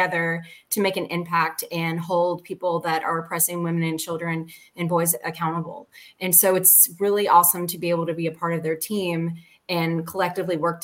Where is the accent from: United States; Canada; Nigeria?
United States; Atlanta, Georgia; We're based here in Atlanta, is where my hometown is, and where all my lived experience is from